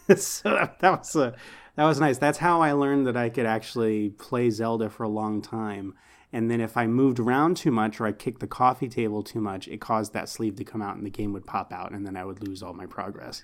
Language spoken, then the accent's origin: English; Houston, Texas, United States; I grew up in Houston